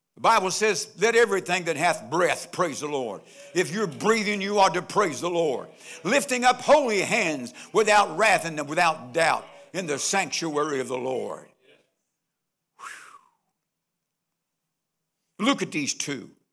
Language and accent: English; Nitro, West Virginia, United States; I was born on sixteenth Street, sixteen twenty-eight, sixteenth Street, Nitro, West Virginia